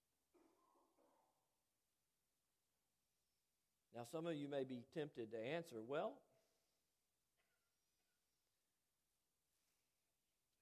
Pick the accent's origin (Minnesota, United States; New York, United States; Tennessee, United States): Tennessee, United States; Chattanooga; I grew up in Brainerd near the airport.